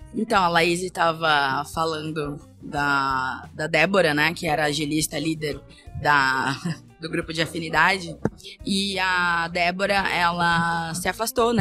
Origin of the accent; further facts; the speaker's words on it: São Paulo, Brazil; preta sapatão aqui de São Paulo